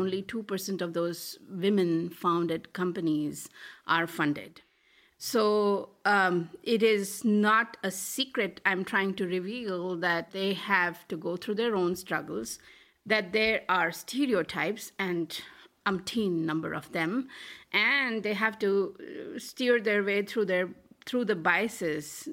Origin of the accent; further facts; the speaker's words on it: Delhi, India; moved away as an adult; also born or lived in Malaysia; I grew up in Delhi and, uh, did my P H D from, you know, Delhi University